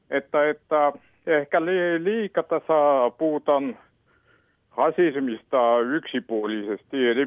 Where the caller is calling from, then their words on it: Helsinki, Uusimaa, Finland; Minä soitan itse Helsingistä ja olen itse taustainen.